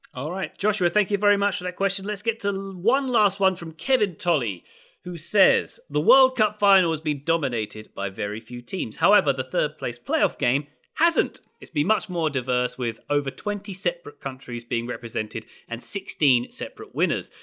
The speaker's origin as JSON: {"language": "English", "region": "England", "country": "United Kingdom", "said": "I'm English"}